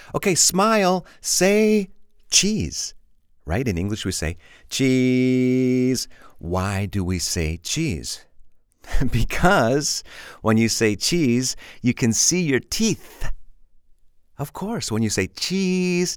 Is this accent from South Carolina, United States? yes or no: no; Chicago, Illinois, United States; I'm from Chicago and we have a lot of junk food in Chicago